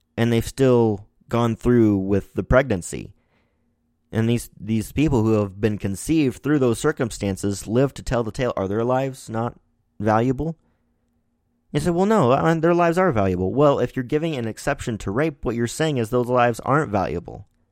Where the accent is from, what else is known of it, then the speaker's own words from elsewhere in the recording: Missouri, United States; my home state here in Missouri